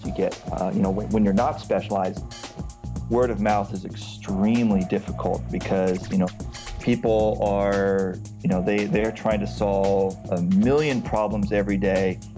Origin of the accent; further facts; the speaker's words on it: California, United States; moved away as an adult; also born or lived in Washington State; now in Istanbul, Turkey; I am a Californian who lived many years in Washington State, and now I live in Istanbul, Turkey